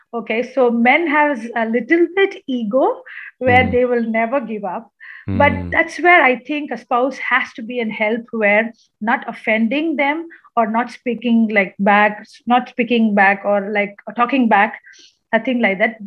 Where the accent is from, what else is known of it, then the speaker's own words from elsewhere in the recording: Kerala, India; now in Chennai, India; I am from Kerala